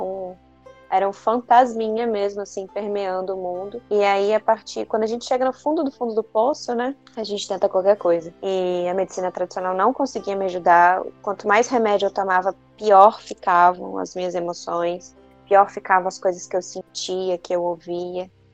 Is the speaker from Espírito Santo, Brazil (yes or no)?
yes; Espírito Santo, Brazil; also born or lived in Vitória, Espírito Santo; eu sou do Espírito Santo